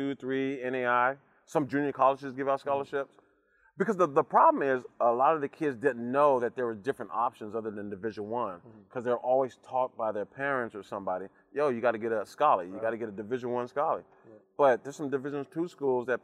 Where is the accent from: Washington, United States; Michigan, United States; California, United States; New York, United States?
California, United States; Oxnard; I'm from Oxnard, California, which is just like a small town, man. Played football, basketball, and baseball. Just grew up in the sports